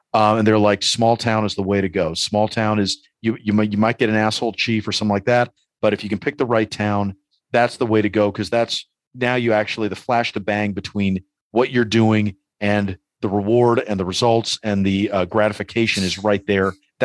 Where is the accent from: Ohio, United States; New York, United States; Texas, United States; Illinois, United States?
New York, United States; New York City; growing up in New York City in the 80s, like I used to look out the window every time I heard police sirens.